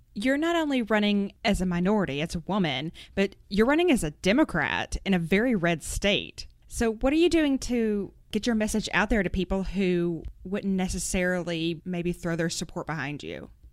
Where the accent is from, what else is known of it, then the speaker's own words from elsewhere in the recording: Arkansas, United States; I also grew up in Arkansas